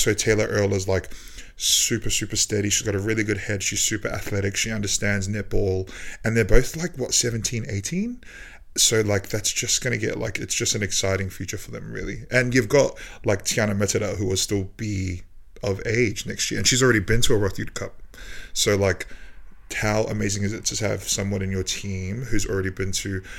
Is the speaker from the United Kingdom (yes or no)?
no; New Zealand; me being a Kiwi